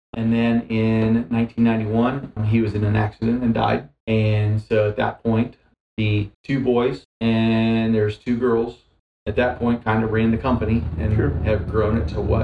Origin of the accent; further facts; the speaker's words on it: Wooster, Ohio, United States; moved away as an adult; now in Deerfield, United States; I grew up just over in Worcester